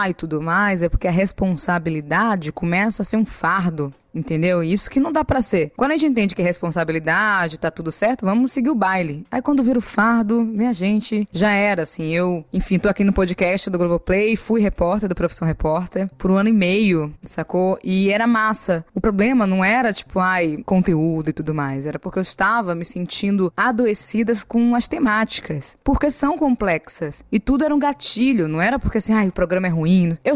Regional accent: Maranhão, Brazil; Aí a pessoa fala, ah, eu sou do Nordeste da Maranhão. Eu falei, ah, eu também, eu também sou.

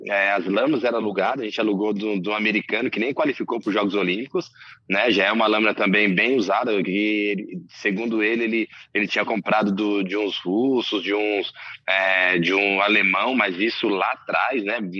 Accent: Camamu, Bahia, Brazil; moved away; also born or lived in Santo André, São Paulo; eu nasci na Bahia, né? Em Camamu. Meus pais me adotaram quando eu era bem novinho, né? Depois eu vim para São Paulo, é, em Santo André especificamente.

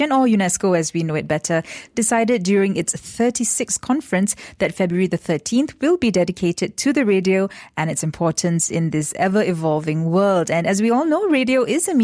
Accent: Johor, Malaysia; I grew up in Johor

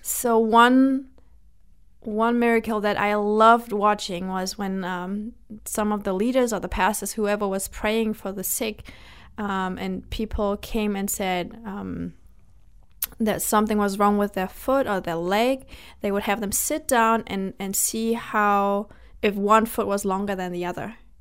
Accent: Germany; now in United States; I was born and I was and I grew up in Germany.

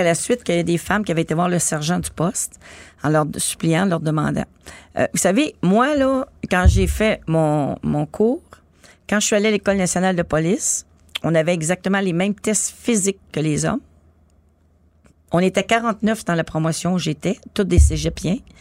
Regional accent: Montreal, Quebec, Canada; j'habitais à Montréal-Nord, c'était un gros boulevard euh, où j'habitais tout près

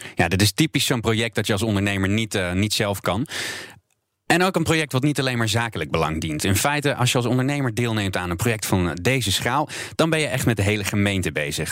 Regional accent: Roermond, Limburg, Netherlands; in mijn heimat, in Roermond, waar ik vandaan kom.

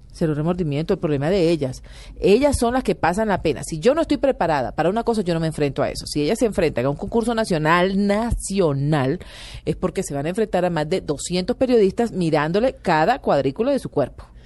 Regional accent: Barranquilla, Atlántico, Colombia; Barranquilla, la ciudad donde yo crecí

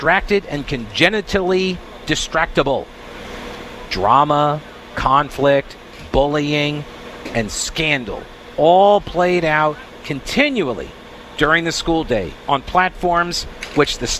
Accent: Long Island, New York, United States; I'm from Long Island.

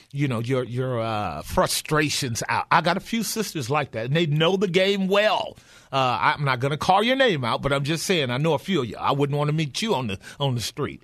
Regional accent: United States; as American Christians

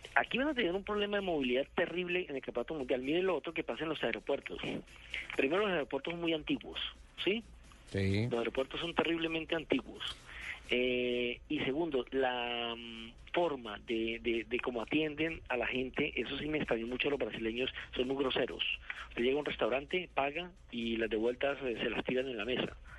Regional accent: Colombia; nosotros que nos vinimos de Colombia

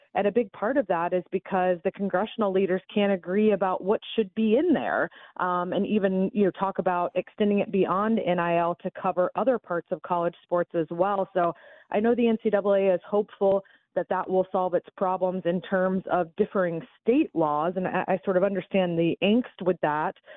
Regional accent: Atlanta, Georgia, United States; moved away; I don't live up there anymore, but I'm, uh, born and bred in Atlanta

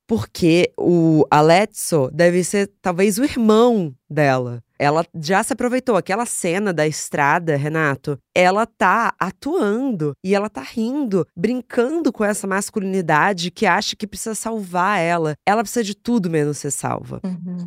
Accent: Rio de Janeiro, Brazil; eu cresci no Rio de Janeiro

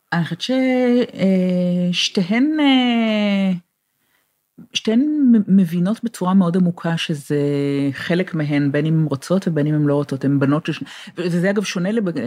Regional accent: Israel; moved away as an adult; also born or lived in England / Boston; now in California, United States; אני נולדתי בישראל, אני גדלתי בישראל

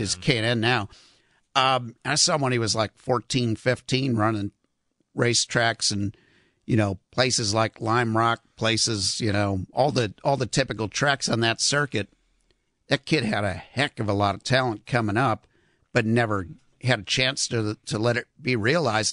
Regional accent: Chicago, Illinois, United States; I'm from Chicago, obviously.

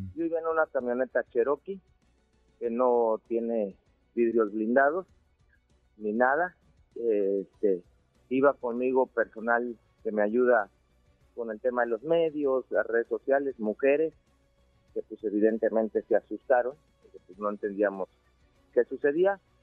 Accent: Chiapas, Mexico

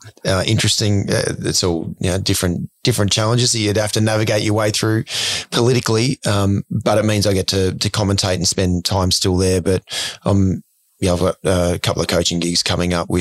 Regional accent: Ipswich, Queensland, Australia; Ipswich, where I grew up

